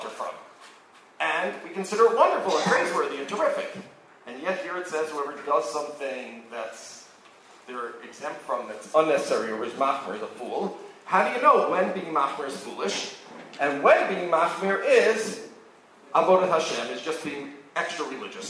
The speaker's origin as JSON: {"language": "English", "region": "New York", "country": "United States", "tie": "born or raised there", "moved": "yes", "lives_now": "Israel", "said": "I grew up in New York, where it was very different."}